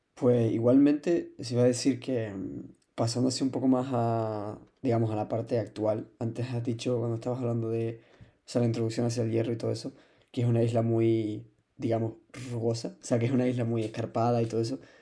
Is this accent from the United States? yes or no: no; Canary Islands, Spain; como biólogo y como canario